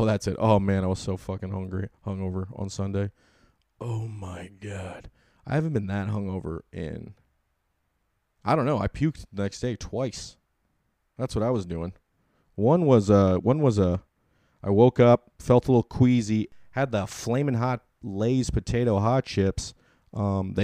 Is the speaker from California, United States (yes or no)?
yes; California, United States; I'm from California